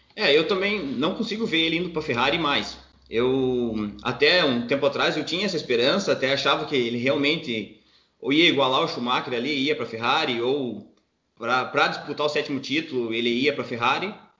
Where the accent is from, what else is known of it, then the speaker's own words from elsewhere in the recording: Paraná, Brazil; now in Blumenau, Brazil; sou paranaense, moro em Blumenau, Santa Catarina